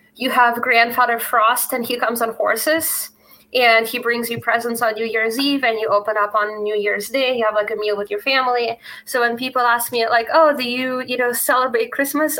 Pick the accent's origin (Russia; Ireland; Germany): Russia; moved away; I grew up in Russia